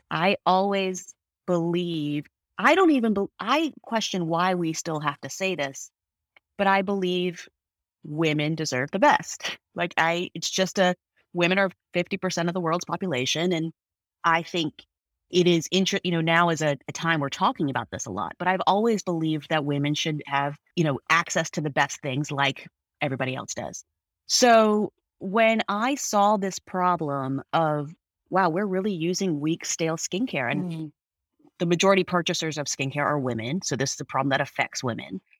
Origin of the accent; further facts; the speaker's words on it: United States; I'm Indian American. My parent, I'm first generation American. My parents uh, immigrated here in the early '70s